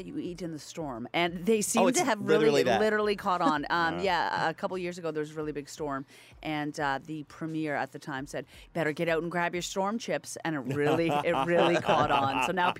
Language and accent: English; East Coast, Atlantic Canada, Canada; moved away; I remember growing up on the East Coast